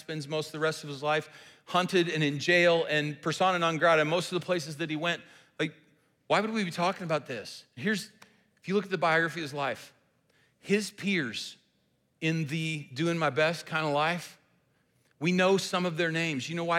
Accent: the South, United States; we're from the South, and so I have actually fished in the Mississippi Delta

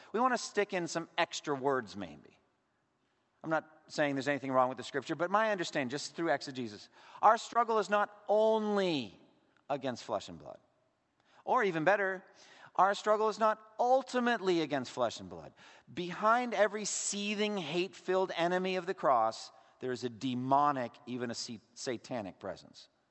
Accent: Massachusetts, United States; my home state, Massachusetts

